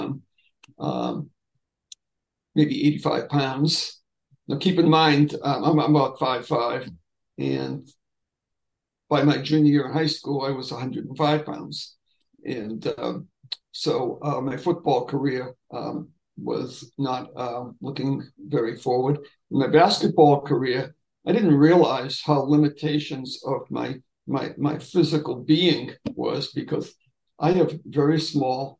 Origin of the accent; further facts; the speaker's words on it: Everett, Massachusetts, United States; I grew up in Everett and belonged to a youth organization